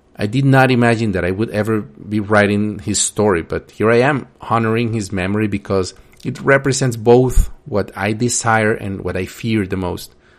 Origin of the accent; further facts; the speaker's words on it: Colombia; Growing up in Colombia in the eighties and nineties